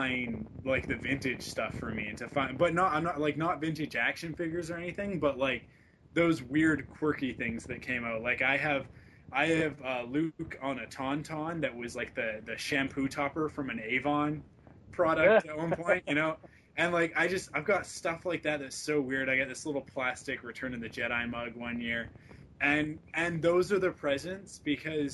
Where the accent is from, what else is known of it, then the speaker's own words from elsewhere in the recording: West Coast, Vancouver, British Columbia, Canada; now in Vancouver, Canada; I'm from the West Coast. We don't talk like that on the West Coast.